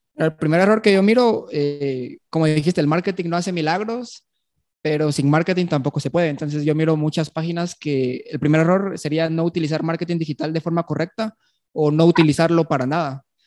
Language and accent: Spanish; Guatemala City, Guatemala Department, Guatemala; yo nací aquí en Guatemala, en la ciudad